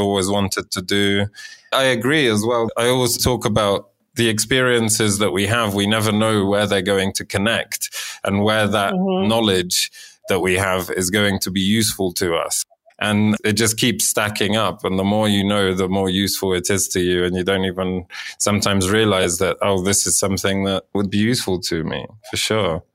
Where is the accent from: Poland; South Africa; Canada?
Poland; growing up in Poland.